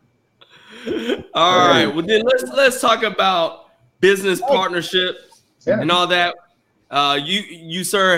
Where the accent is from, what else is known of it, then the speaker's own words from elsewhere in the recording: Arkansas, United States; Growing up in Arkansas